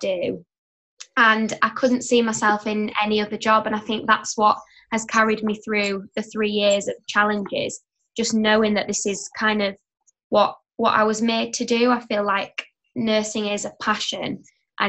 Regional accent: Yorkshire and the Humber, United Kingdom; I'm from up north in West Yorkshire. I am a third year studying children's nursing, and I study in my hometown where I live.

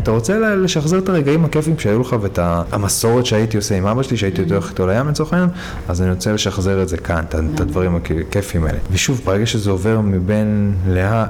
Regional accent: Hadera, Haifa District, Israel; גדלתי בחדרה

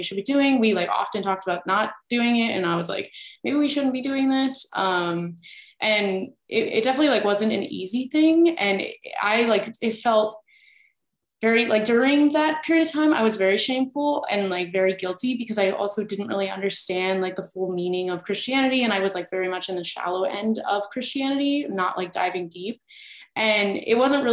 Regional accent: Midwest, United States; I was from the Midwest.

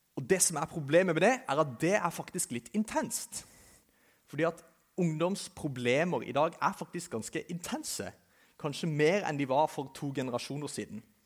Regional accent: Kristiansand, Agder, Norway; jeg kommer fra Kristiansand, som sikkert noen av dere kan høre

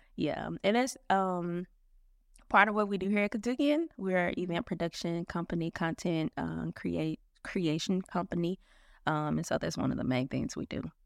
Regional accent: Memphis, Tennessee, United States; also born or lived in Philadelphia; I'm from Memphis. I'm from Memphis. I've, uh, spent one year away from Memphis. That was when I was in the ninth grade

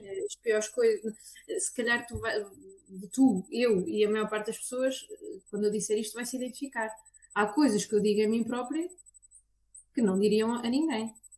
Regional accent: Aveiro, Aveiro District, Portugal; eu sou da Aveiro e dou consultas em Aveiro

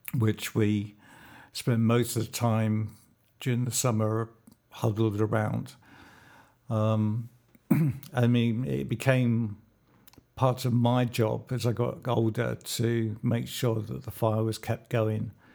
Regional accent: London, United Kingdom; I was born in London at King's College Hospital.

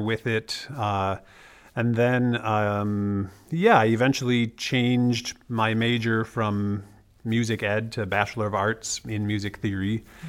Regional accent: Wisconsin, United States; moved away; I'm from Wisconsin

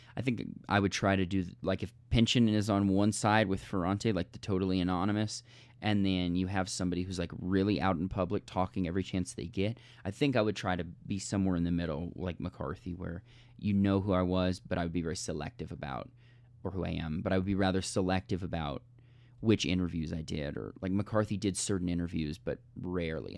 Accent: United States; we as American speakers and readers

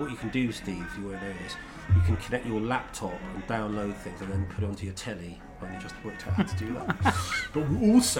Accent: near Slough, South East England, United Kingdom; I grew up near Slough

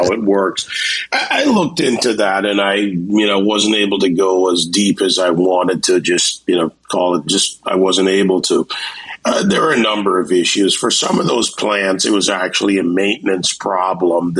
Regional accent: Jamaica; born or raised there; now in Miami, United States

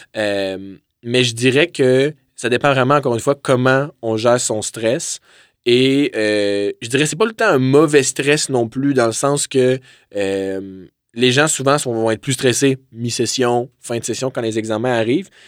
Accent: Drummondville, Quebec, Canada; moved away as an adult; now in Quebec City, Canada; je viens originellement de Drummondville, donc je suis venu à Québec pour mes études.

